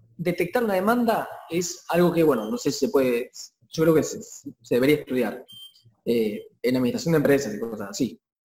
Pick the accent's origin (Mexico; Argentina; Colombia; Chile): Argentina; acá en Argentina